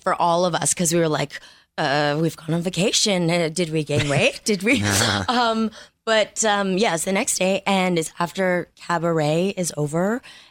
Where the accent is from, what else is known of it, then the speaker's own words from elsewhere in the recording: Montreal, Quebec, Canada; Montreal. Canadian.